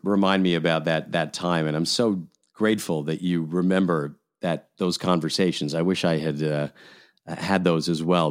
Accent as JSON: {"language": "English", "region": "Scotland", "country": "United Kingdom", "tie": "born or raised there", "moved": "yes", "lives_now": "Canada", "said": "I was born in Scotland. I live in Canada."}